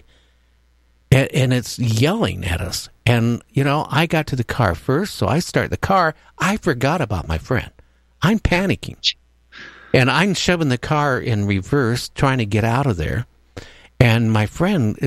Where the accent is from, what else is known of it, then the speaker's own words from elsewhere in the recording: United States; we're from the States